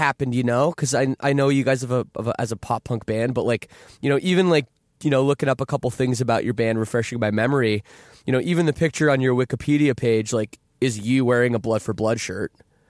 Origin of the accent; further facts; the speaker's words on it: Toronto, Ontario, Canada; You know, the scene where I grew up in the Toronto suburbs actually was completely like that.